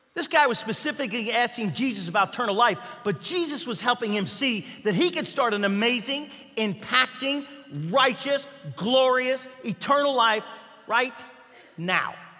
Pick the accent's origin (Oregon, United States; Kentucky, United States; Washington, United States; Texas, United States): Kentucky, United States; moved away; I was from Kentucky